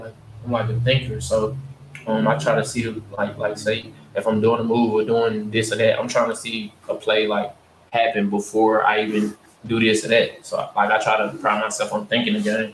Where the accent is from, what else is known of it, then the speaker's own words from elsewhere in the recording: Ruston, Louisiana, United States; also born or lived in Winfield, Louisiana; I'm from Winfield. I moved from Winfield to Ruston when I was in the second grade